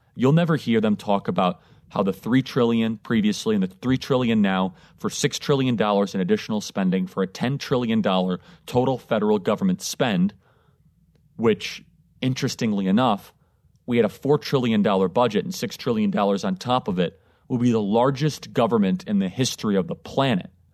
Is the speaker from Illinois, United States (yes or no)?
yes; Chicago, Illinois, United States; moved away as an adult; now in Florida, United States; I grew up in Illinois. I consider Chicago home. I consider it's where I'm from